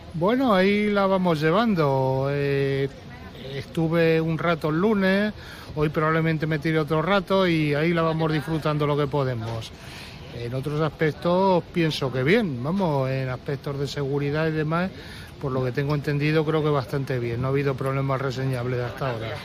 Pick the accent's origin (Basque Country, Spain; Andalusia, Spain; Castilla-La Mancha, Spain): Castilla-La Mancha, Spain; Toledo; Plaza de Toros de Toledo, que es de donde soy